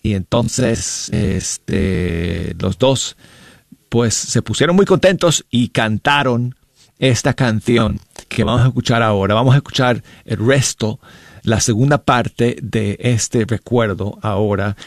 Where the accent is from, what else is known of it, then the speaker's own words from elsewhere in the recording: Denver, Colorado, United States; yo soy de Denver, Colorado